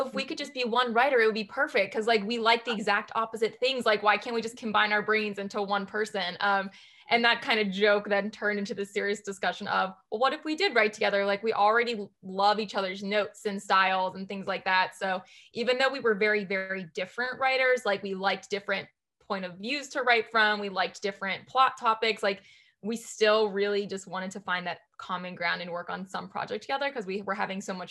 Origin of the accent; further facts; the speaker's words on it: the North, United States; moved away as an adult; also born or lived in South Carolina / New York; now in North Carolina, United States; I grew up in the North